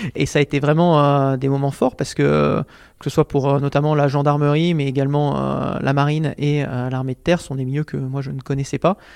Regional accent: France; en tout cas en tant que Français

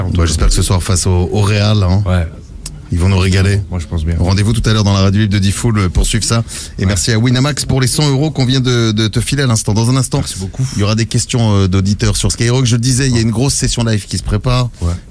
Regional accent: Paris, Île-de-France, France; Moi, je suis parisien

